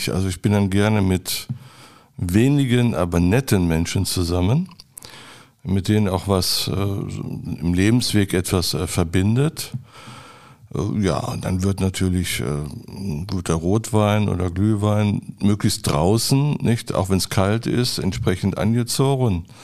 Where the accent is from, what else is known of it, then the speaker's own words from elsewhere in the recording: Adelaide, South Australia, Australia; born there; Und dann nach Adelaide nochmal gucken, Queen Elizabeth Hospital, wo ich geboren bin. Steht das noch alles und so?